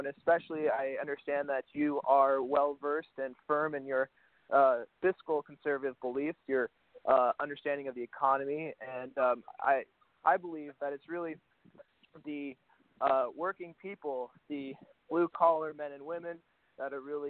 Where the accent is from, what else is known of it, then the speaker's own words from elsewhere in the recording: Arizona, United States; And I come from Arizona, and so that's a very – it's becoming a swing state right now.